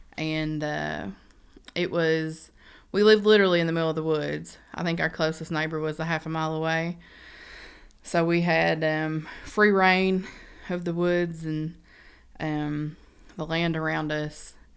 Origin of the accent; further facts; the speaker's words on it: Beattyville, Kentucky, United States; moved away as an adult; now in Lexington, United States; I grew up in Badyville, which is about twenty minutes, um, east of Red River Gorge